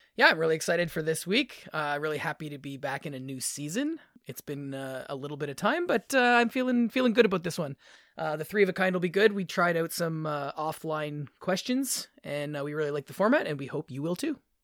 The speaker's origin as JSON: {"language": "English", "area": "near the Welland Canal", "region": "Ontario", "country": "Canada", "tie": "born or raised there", "said": "where I grew up near the Welland Canal, we always had a weir that went through the center of our town"}